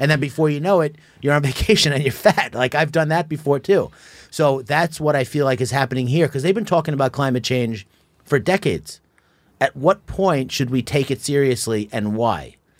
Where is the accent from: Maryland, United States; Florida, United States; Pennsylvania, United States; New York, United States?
New York, United States; Long Island; I was born and raised in Long Island